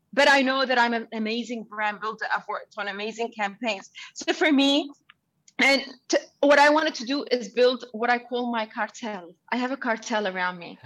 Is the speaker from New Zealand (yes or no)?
yes; Auckland, New Zealand; English is a second language; also born or lived in Sudan; now in Dubai, United Arab Emirates; I was born in Sudan, I was raised in Auckland, and now I live in Dubai. I was a refugee as a child. I couldn't speak English